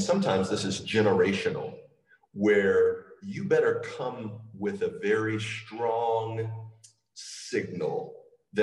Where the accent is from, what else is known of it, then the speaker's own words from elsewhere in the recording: the American South, United States; I am from the American South